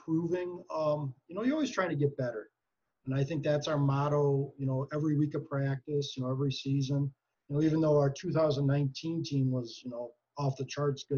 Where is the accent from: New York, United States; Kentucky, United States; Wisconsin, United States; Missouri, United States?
Wisconsin, United States; Green Bay; I go to a lot of Packer games growing up in Green Bay